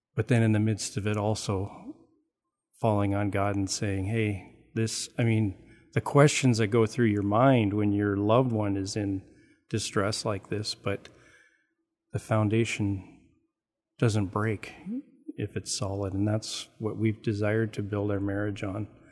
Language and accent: English; Canada; I'm Canadian